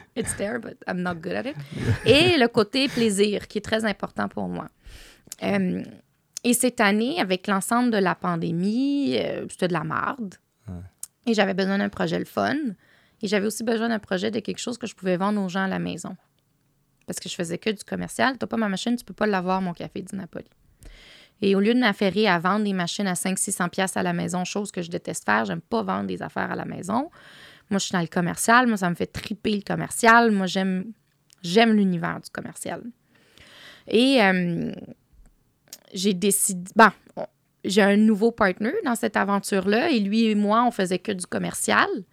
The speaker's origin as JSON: {"language": "French", "region": "Quebec", "country": "Canada", "also_born_or_lived": "Tangier, Morocco (family origin)", "said": "chez nous, chez moi, ici au Québec et au Maroc"}